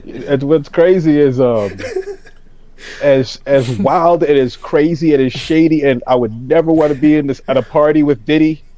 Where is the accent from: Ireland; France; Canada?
Canada; Toronto, Ontario; growing up in Toronto